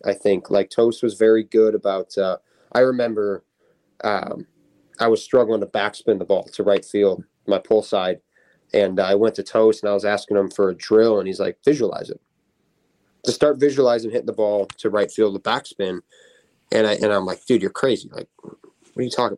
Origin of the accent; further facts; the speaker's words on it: Palos Park, Illinois, United States; I grew up in Palos.